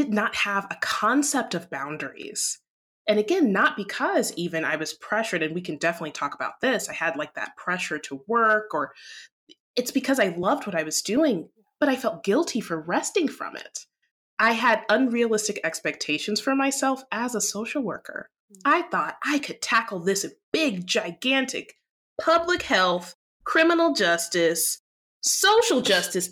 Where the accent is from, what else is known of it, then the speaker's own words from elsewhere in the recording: Midwest, United States; now in Atlanta, United States; I was raised in the Midwest, but I live in Atlanta, Georgia, and I was born here. So it's a combination of cultures of Midwestern and Southernness.